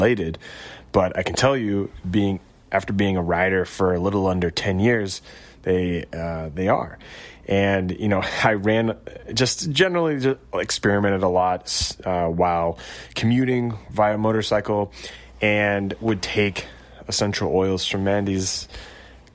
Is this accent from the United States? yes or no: yes; Chicagoland, Illinois, United States; also born or lived in Colorado; I grew up in Colorado and a little bit in mainly Chicagoland